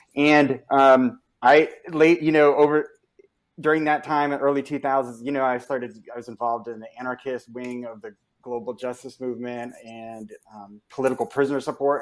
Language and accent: English; Norwalk, Connecticut, United States; I grew up in Norwalk, Connecticut